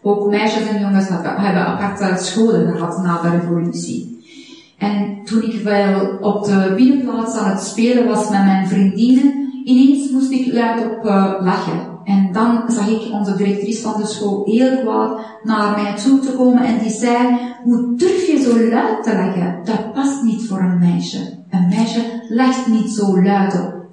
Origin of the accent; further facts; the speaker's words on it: Iran; now in Belgium; Ik ben geboren en getogen in Iran. Toen ik geboren was, waren 70